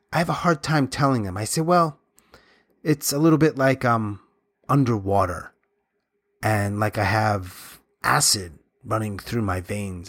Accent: Long Island, New York, United States; moved away as an adult; also born or lived in Florida / Atlanta / Japan

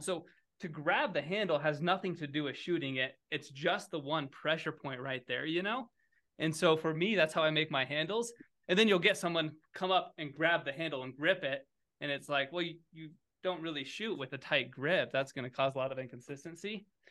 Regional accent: Kansas, United States; moved away; also born or lived in Colorado; I grew up in Kansas

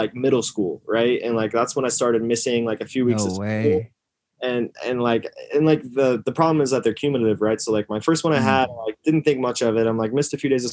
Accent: Yorkville, Illinois, United States; I grew up in Yorkville, Illinois

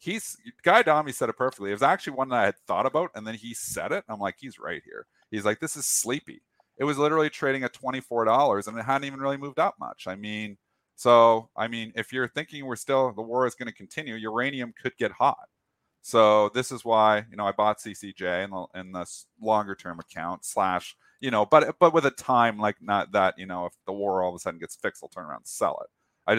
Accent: Canada; I'm Canadian

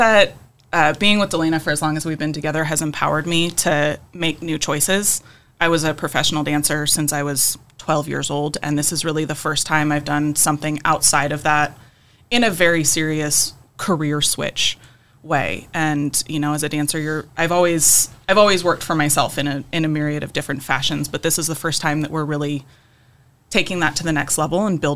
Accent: California, United States; moved away as an adult; I was raised in California.

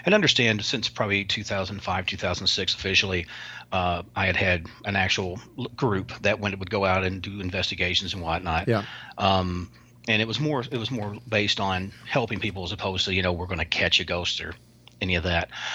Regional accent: the South, United States; I'm a Southerner

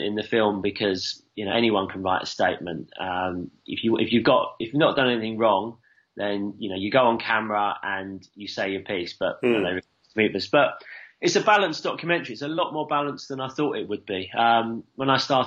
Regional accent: London, United Kingdom; moved away as an adult; I'm born and bred in London. Lived there, you know, for most of my life until about 8 years ago. And I go back, and, you know, I'm from Southeast London.

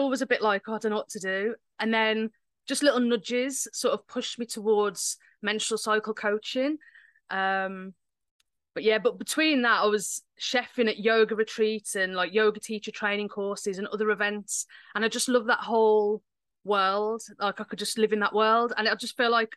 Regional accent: the Midlands, England, United Kingdom; accent: Midlands; I live in the UK, so I live in England, in the Midlands. You might be able to tell by my accent.

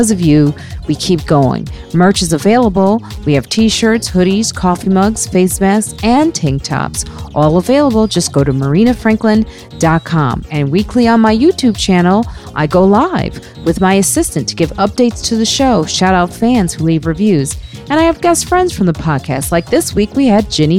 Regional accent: suburbs of Chicago, Illinois, United States; now in New York City, United States; I know we're from the same area. We're both from Chicago, yeah. You know, those parts of the suburbs of Chicago

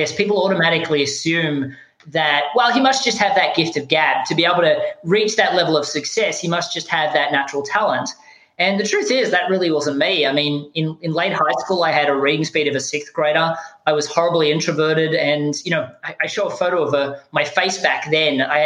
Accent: Australia; moved away; I don't sound American. I'm actually from Australia.

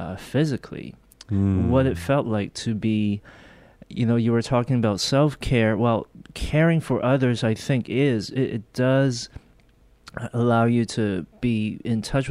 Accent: Hong Kong; moved away; also born or lived in Korea; We actually went to Hong Kong when I was 3 or 4 years old. Okay. My mother's actually Chinese. So we grew up in Hong Kong

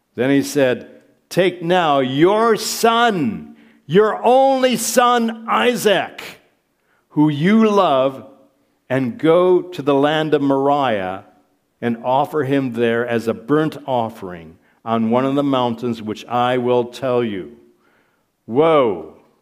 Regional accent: Michigan, United States; moved away as an adult; now in Prague, Czech Republic; I grew up in Michigan, she grew up in Ohio, and, uh, we, we worked most of our adult lives in the States

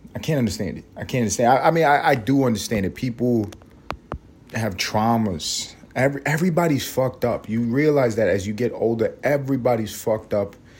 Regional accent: New York City, New York, United States; accent: New York; now in Atlanta, United States; I grew up in New York City. You guys all know that. You can hear it

